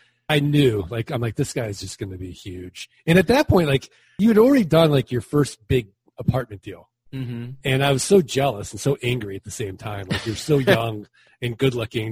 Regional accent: St. Louis, Missouri, United States

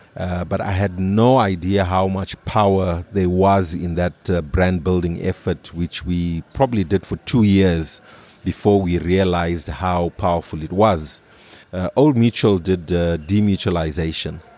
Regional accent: Harare, Zimbabwe; I grew up in Highfields

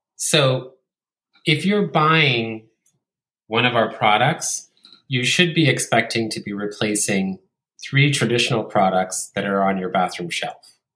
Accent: Italy; growing up in Italy

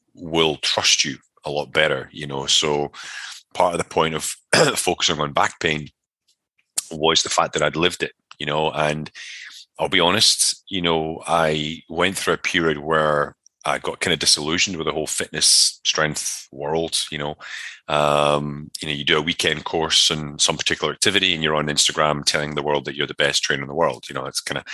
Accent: Scotland, United Kingdom; moved away as an adult; also born or lived in Connecticut, United States; I'm from Scotland originally, so it was a lot of rugby, mountain biking, martial arts, that kind of stuff

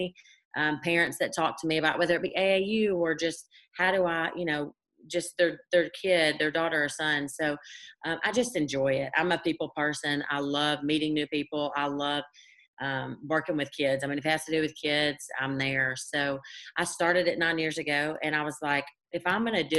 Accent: Cleveland, Tennessee, United States; my hometown, small little Cleveland, Tennessee

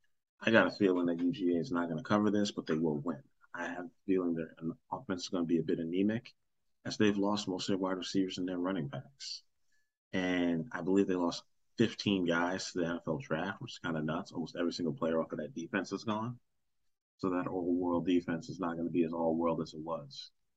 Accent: New York, United States; I'm a New Yorker

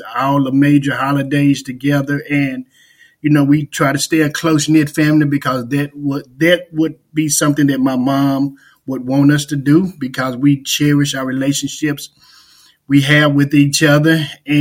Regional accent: Dallas, Texas, United States; I was born and raised in Dallas, Texas. I grew up in the community of Oak Cliff

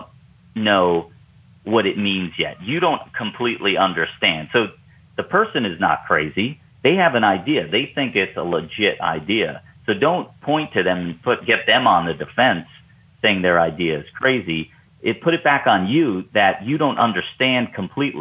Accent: New York, United States; now in Atlanta, United States; you and I live in the South, Southeast U.S., and I'm originally from New York

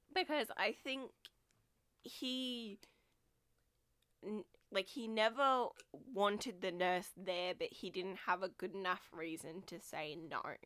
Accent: Australia; as an Australian person

